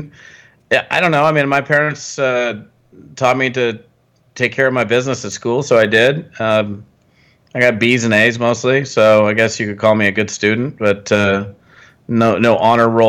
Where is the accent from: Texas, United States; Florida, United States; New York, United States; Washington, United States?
Washington, United States; I was born up in Washington State in the Pacific Northwest